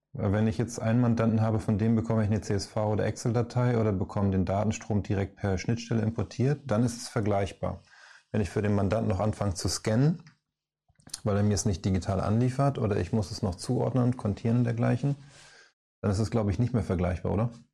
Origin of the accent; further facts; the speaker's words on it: Northern Germany, Germany; also born or lived in Hamburg; wir beide hier aus dem Norden mit Moin